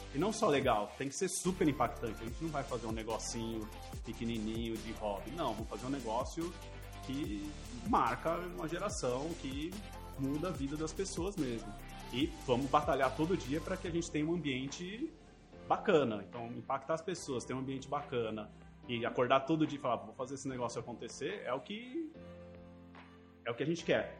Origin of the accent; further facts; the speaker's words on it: São Paulo, Brazil; also born or lived in Campinas; sou nascido aqui em São Paulo, fui para Campinas para estudar computação